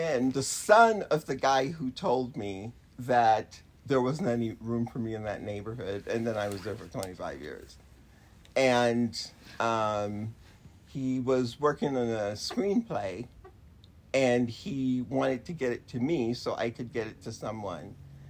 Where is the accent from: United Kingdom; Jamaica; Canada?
Jamaica; now in United States; So I think not being African American and being, I call myself Jamaican, makes a difference.